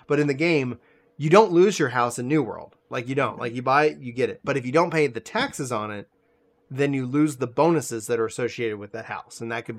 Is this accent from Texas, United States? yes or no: yes; Nacogdoches, Texas, United States; I grew up, I was born out in East Texas, Nacogdoches, for anybody who knows the area. Neck of nowhere, all the land of tall women and virgin pines